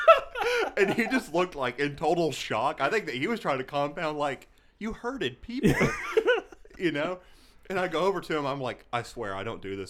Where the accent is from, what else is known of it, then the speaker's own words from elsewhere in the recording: Texas, United States; I am from Texas at heart